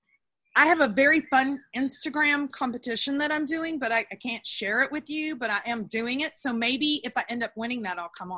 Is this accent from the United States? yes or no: yes; Texas, United States; also born or lived in Los Angeles; I lived in LA. I wasn't a happy person in LA. And I love the weather of LA. I'm a Texan.